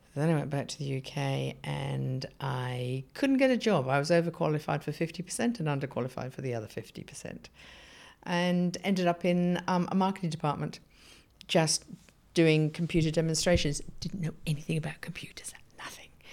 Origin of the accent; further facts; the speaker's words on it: Surrey, South East England, United Kingdom; moved away as an adult; also born or lived in Bedford / North London / South London; now in Australia; And then I was brought up in Surrey in England